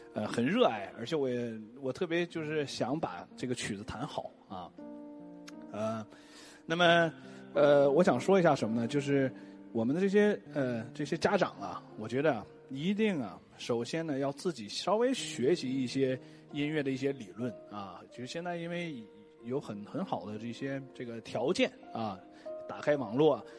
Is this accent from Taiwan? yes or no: no; China; 作为一个中国人